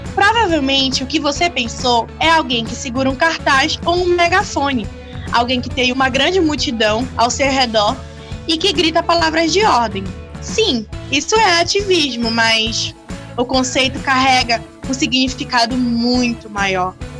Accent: Brazil; eu sou do Brasil

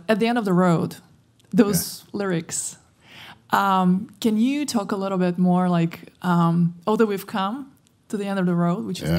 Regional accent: Moscow, Russia; moved away; I'm from Moscow

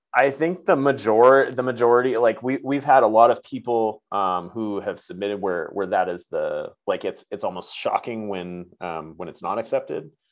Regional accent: New England, United States; moved away as an adult; now in California, United States; New England better, uh, where mm-hmm. I'm like originally from

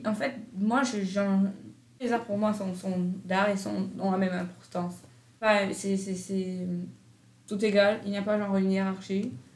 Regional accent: Brazil; now in Canada; je viens du Brésil

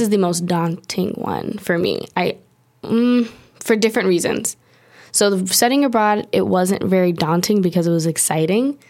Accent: Long Beach, California, United States; moved away as an adult; now in Paris, France; I'm from Long Beach, California, born and raised

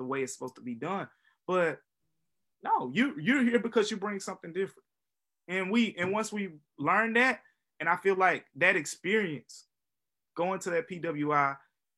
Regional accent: Memphis, Tennessee, United States; also born or lived in Philadelphia; from Memphis, Tennessee

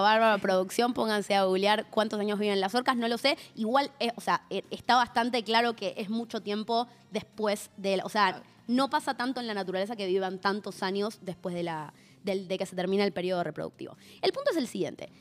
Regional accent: Argentina; nuestra Patagonia

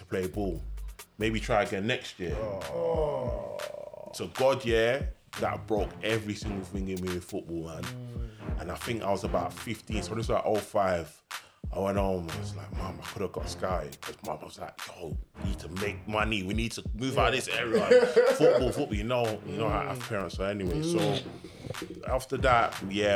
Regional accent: London, United Kingdom; Being from around here as well, there were a lot of, like, football schools, football little things going on around here.

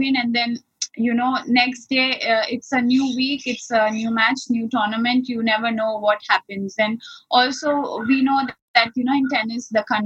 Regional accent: Ahmedabad, Gujarat, India; born or raised there

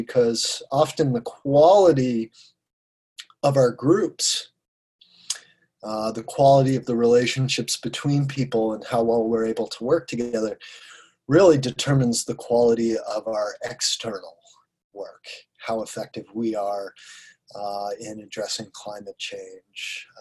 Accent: Sarasota, Florida, United States; moved away as an adult; also born or lived in Colorado; moved back to my hometown of Sarasota, Florida, where I am now

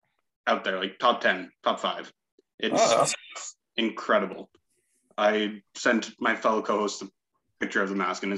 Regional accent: Red Deer, Alberta, Canada; I'm from Red Deer

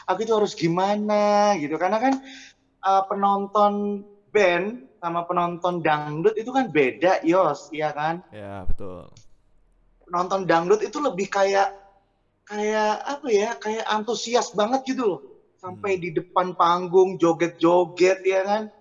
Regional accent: Jember, East Java, Indonesia; now in Surabaya, Indonesia; Dari Jember yang hijrah ke Surabaya

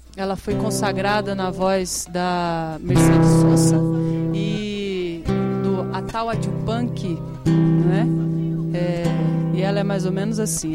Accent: south of Minas Gerais, Brazil; now in São Jorge, Brazil; lá no sul de Minas, né? Sul de Minas. minha terra querida

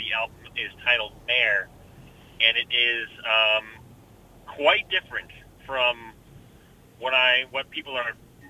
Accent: Haverhill, Massachusetts, United States; moved away as an adult; now in Salem, United States; I am from Haverhill. However, I currently live in Salem because I'm going to school.

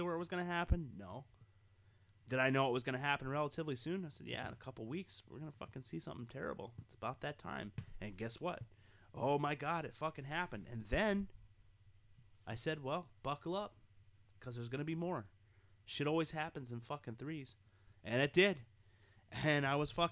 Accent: United States

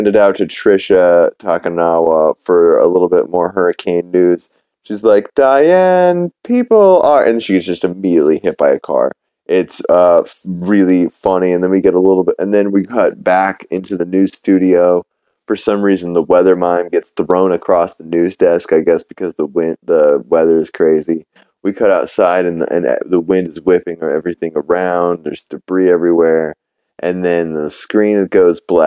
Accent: New Orleans, Louisiana, United States; I'm from New Orleans

